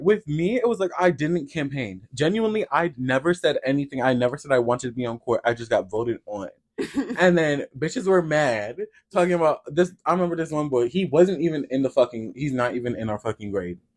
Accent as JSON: {"language": "English", "region": "Iowa", "country": "United States", "tie": "born or raised there", "moved": "yes", "lives_now": "Chicago, United States", "said": "growing up in Iowa"}